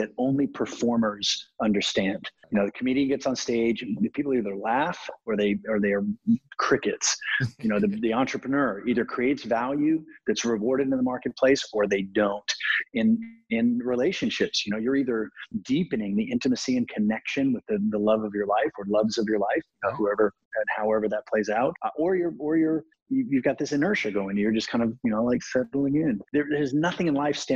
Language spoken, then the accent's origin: English; South Texas, United States; I grew up in South Texas